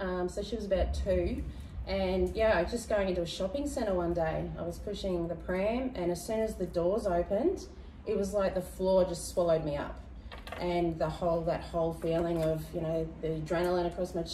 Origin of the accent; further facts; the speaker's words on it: Bribie Island, Queensland, Australia; I grew up on Bribie